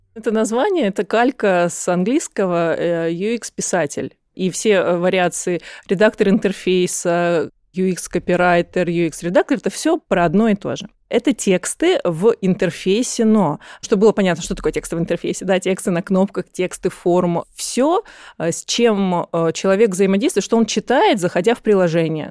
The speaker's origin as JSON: {"language": "Russian", "town": "Krasnodar", "region": "Krasnodar Krai", "country": "Russia", "moved": "as an adult", "lives_now": "Moscow, Russia", "said": "я сама из Краснодара"}